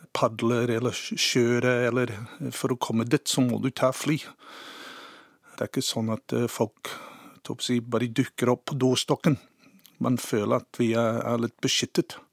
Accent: Cambridge, Waikato, New Zealand; Norwegian is a second language; moved away as an adult; also born or lived in Norway; now in Sandefjord, Norway; jeg vokste opp i New Zealand i 60-tallet, i en, eh, et forholdsvis lite by eh, som heter Cambridge

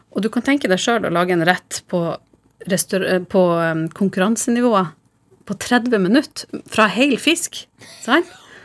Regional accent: Harstad, Northern Norway, Norway; now in Oslo, Norway; som nordlending i Oslo, så har du et savn til Nord-Norge.

